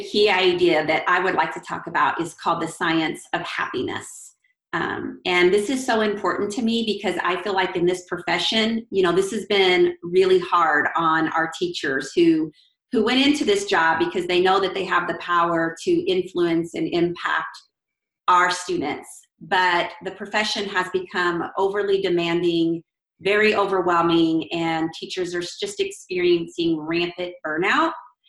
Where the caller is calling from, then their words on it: Tell City, Indiana, United States; So I'm in southern Indiana, a little bitty town called Tell City, about an hour from Evansville, Indiana.